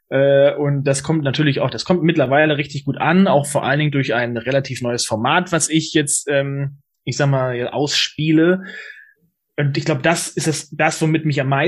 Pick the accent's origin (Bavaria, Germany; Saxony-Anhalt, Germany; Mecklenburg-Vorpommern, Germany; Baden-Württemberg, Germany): Mecklenburg-Vorpommern, Germany; Neustadt-Glewe; ich bin in, äh, jetzt momentan in Neustadt an der Weinstraße. Passt nicht ganz, aber ist okay. Ich komme auch aus Neustadt, aber Kleve.